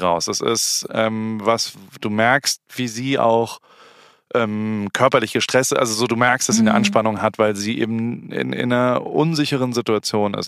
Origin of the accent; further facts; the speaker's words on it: Heidelberg, Baden-Württemberg, Germany; moved away as an adult; also born or lived in Hamburg; Ich bin halt in Heidelberg aufgewachsen und in Hamburg, dann habe ich zwölf Jahre gelebt